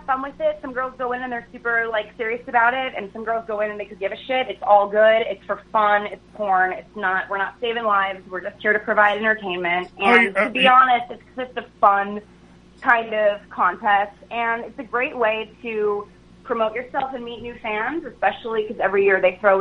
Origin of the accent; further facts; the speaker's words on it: New York, United States; I'm a New Yorker too